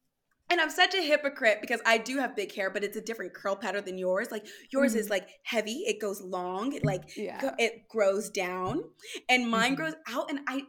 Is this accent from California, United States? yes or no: yes; California, United States; growing up in California